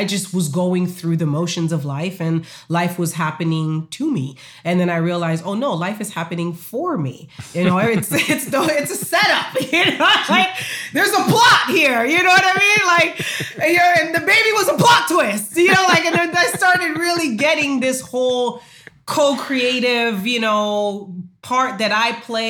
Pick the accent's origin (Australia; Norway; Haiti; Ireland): Haiti; moved away; I told you I'm from Haiti